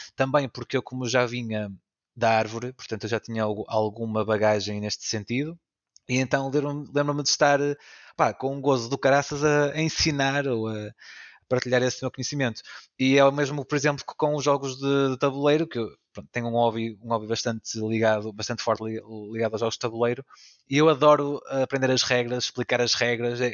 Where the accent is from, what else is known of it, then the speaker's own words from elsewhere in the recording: the North, Northern Portugal, Portugal; eu, o Orlando e o Pedro somos aqui do Norte